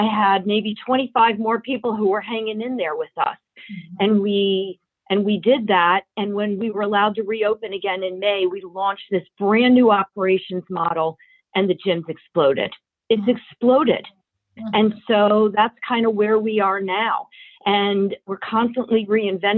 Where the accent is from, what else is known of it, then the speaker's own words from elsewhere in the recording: Baltimore, Maryland, United States; also born or lived in New York; I am a Baltimore girl. I am born and bred in Baltimore, went to Friends School